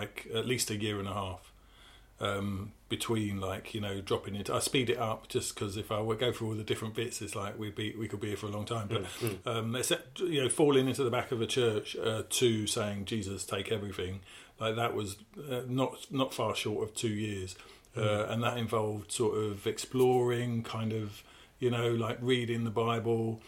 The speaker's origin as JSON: {"language": "English", "area": "Essex", "region": "East of England", "country": "United Kingdom", "tie": "born or raised there", "said": "I am from Essex. I grew up in Essex"}